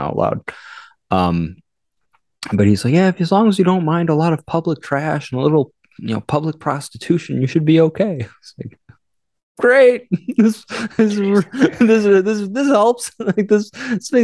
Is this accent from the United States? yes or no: yes; United States; I'm an American